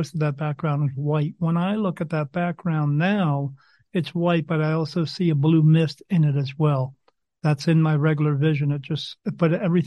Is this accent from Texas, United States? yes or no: no; New Jersey, United States; I grew up in New Jersey